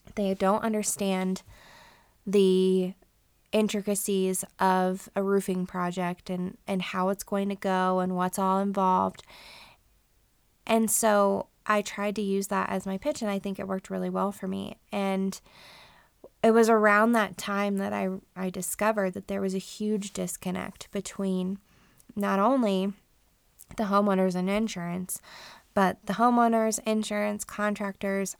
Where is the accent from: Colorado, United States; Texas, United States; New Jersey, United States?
Colorado, United States; also born or lived in Denver area / Front Range; we are all born and raised in Colorado. My husband and I lived up and down the Front Range for most of our lives